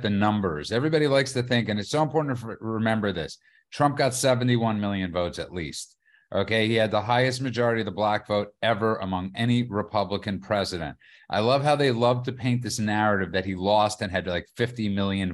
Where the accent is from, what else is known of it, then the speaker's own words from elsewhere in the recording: New York City, New York, United States; when I was growing up in New York City